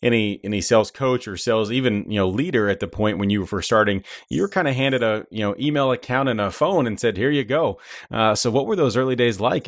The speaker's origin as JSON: {"language": "English", "town": "Indianapolis", "region": "Indiana", "country": "United States", "said": "I'm from Indianapolis, Indiana"}